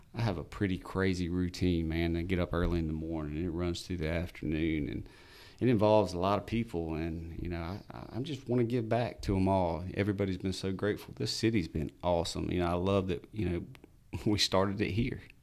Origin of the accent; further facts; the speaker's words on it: Albany, United States; I'm from Albany. I grew up here.